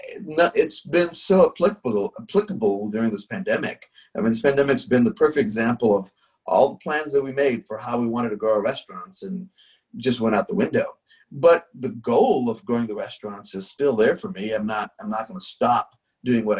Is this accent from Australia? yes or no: no; India; growing up in India, where just nothing's on time